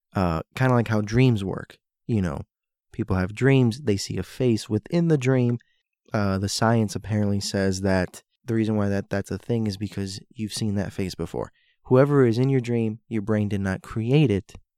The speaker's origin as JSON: {"language": "English", "region": "Florida", "country": "United States", "tie": "born or raised there", "also_born_or_lived": "Hialeah / Miami Beach / North Miami Beach / Sunny Isles", "moved": "yes", "said": "I grew up in Florida. I was born and raised there"}